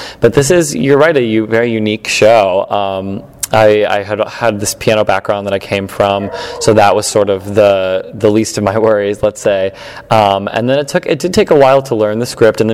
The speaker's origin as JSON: {"language": "English", "town": "Elyria", "region": "Ohio", "country": "United States", "tie": "born or raised there", "also_born_or_lived": "Ithaca, New York / Chicago, Illinois", "moved": "as an adult", "lives_now": "New York, United States", "said": "I grew up in Elyria, Ohio. It's a small suburb outside of Cleveland, Ohio."}